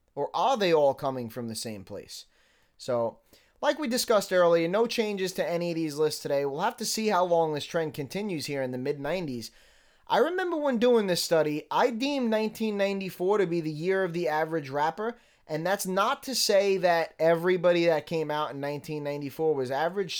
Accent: New York City, New York, United States; I still was born and raised in New York City

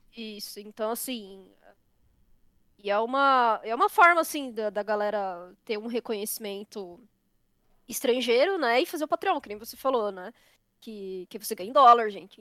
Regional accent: São Paulo, Brazil; Tanto eu quanto a Leti somos paulistas

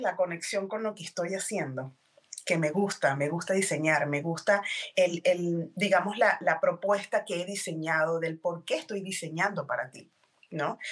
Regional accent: Venezuela; moved away as an adult; now in Texas, United States; yo soy venezolana, eh, tengo alrededor de siete años viviendo en Texas, en Estados Unidos

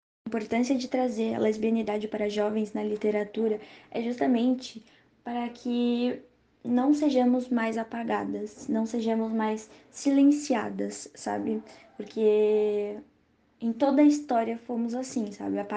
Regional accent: São Paulo, Brazil; e sou de São Paulo, capital.

